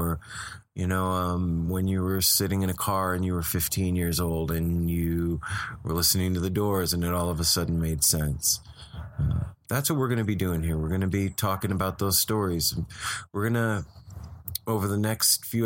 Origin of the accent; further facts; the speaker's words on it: Las Vegas, Nevada, United States; moved away as an adult; also born or lived in California; now in Portland, United States; it's where I grew up. It's my hometown.